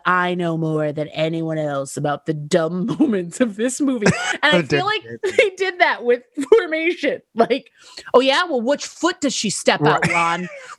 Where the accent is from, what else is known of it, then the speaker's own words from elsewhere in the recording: Buffalo, New York, United States; I'm from Buffalo.